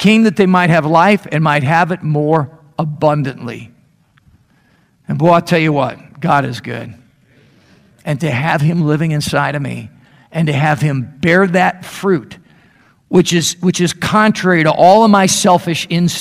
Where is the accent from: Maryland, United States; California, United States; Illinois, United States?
Illinois, United States; Chicago; now in Meridian, United States; I grew up in the Chicago area